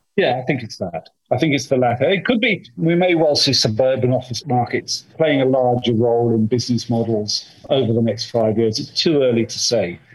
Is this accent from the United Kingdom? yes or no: yes; United Kingdom; I'm British